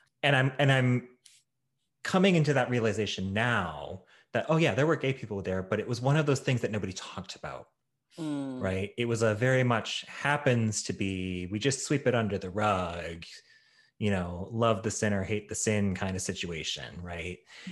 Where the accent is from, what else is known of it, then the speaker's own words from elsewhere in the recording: Midwest, United States; also born or lived in Chicago; I was born in Chicago. And at the time, when my parents were together, we were pretty well off. And we moved around a lot across various states in the Midwest.